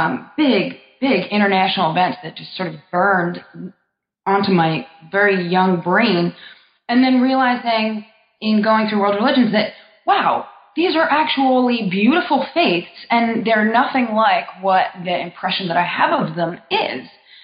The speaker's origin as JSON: {"language": "English", "region": "New Jersey", "country": "United States", "tie": "born or raised there", "said": "Sure. Well, I'm from North Jersey, where I was raised and then went to college."}